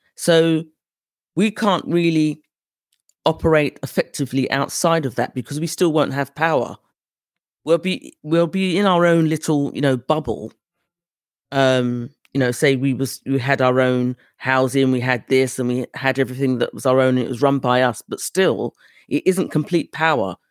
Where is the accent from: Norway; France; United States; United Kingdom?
United Kingdom; accent: British; my British accent